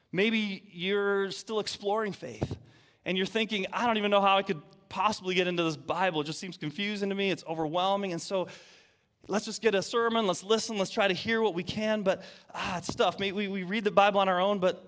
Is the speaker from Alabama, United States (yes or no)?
no; Detroit, Michigan, United States; moved away; I'm from Detroit. That's right. From Michigan, the state up north. Proud of it